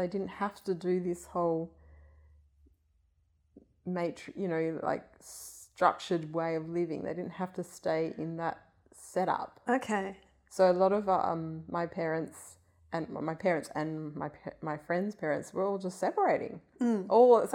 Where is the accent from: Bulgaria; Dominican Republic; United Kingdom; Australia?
Australia; Hilton, Western Australia; that house that I grew up in Hilton